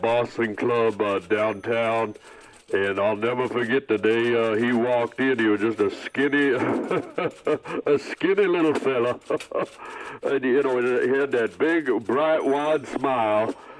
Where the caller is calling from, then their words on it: Detroit, Michigan, United States; I'm out of Detroit, Michigan, and... this is where I first met Muhammad.